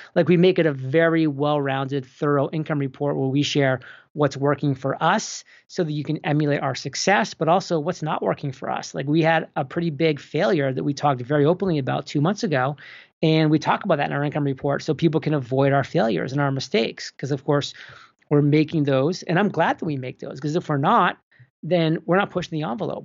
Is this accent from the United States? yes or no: yes; New England, United States; moved away; also born or lived in Boston / Rhode Island / San Diego; born and raised in New England and, you know, lived in Boston for a very long time